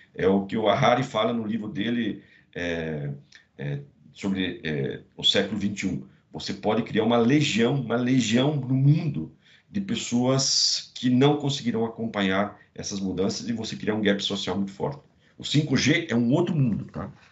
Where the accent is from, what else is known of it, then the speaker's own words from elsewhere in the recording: Rio do Cedros, Santa Catarina, Brazil; now in São Paulo, Brazil; é um catarinense de uma pequena cidade no interior de Santa Catarina, chamada Rio de Serros, mas já sou paulistano, estou há 30 anos em São Paulo